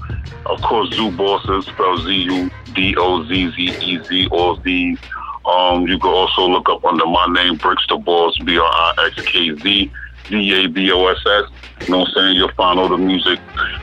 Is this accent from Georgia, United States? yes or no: no; New York, United States